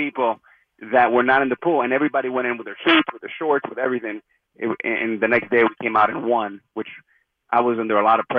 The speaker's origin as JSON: {"language": "English", "town": "Miami", "region": "Florida", "country": "United States", "tie": "born or raised there", "said": "growing up in Miami, loving Dan Marino"}